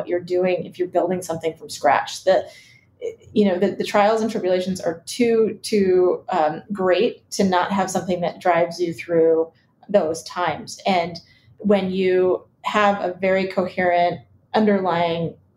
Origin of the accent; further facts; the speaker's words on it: Iowa, United States; also born or lived in Chicago, Illinois; I was originally from Chicago, but they moved us to Iowa when we were young